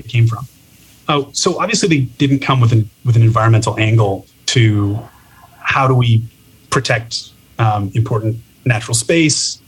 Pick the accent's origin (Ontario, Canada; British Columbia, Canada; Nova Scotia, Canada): Ontario, Canada; Toronto; moved away as an adult; now in San Francisco, United States; I'm originally from Toronto, Canada, moved down to San Francisco in 2016.